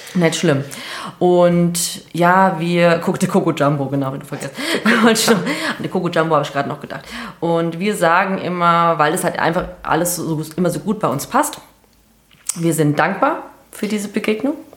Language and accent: German; Hesse, Germany; accent: Hessian; Wir sind ja aus Hessen